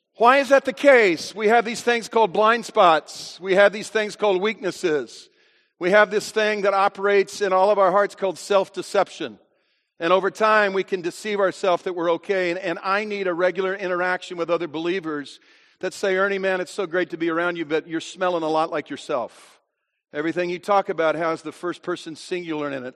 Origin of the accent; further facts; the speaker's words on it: United States; I am an American